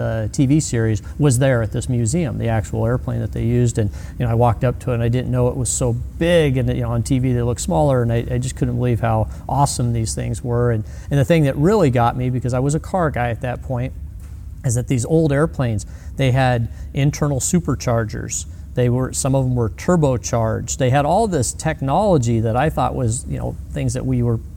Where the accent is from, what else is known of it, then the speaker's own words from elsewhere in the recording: Glendora, California, United States; I grew up in Glendora, California